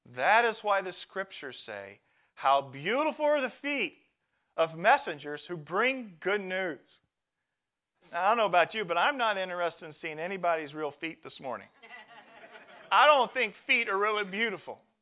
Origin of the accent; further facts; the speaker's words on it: Midwest, United States; moved away as an adult; I'm a farm kid. I come from the Midwest corn, soybeans